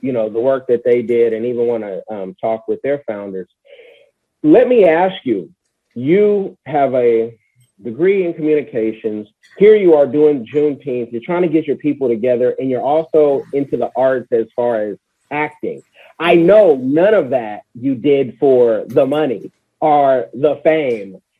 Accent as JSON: {"language": "English", "region": "California", "country": "United States", "said": "I'm from Cali."}